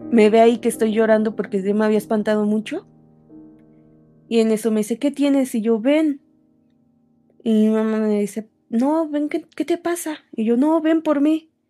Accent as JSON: {"language": "Spanish", "region": "Sonora", "country": "Mexico", "tie": "born there", "lives_now": "Mexico City, Mexico", "said": "yo nací en Sonora y actualmente vivo en el distrito."}